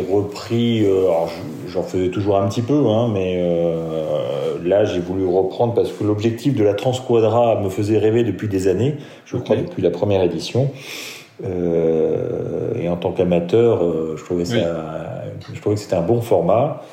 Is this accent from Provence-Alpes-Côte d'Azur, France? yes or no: no; Metz, Grand Est, France; moved away; suis né à Metz, j'ai grandi à Metz